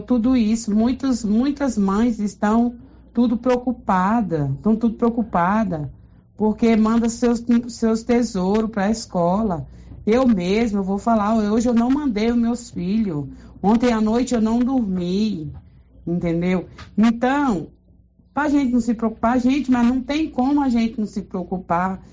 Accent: Silvânia, Goiás, Brazil; sou daqui de Silvânia.

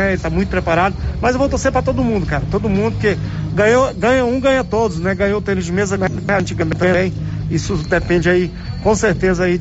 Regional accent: Brazil; Sou, sou brasileiro, eu, eu tô sempre assistindo, mas ficar de fora é infinitamente pior do que do que tá lá dentro e, e representando o nosso país

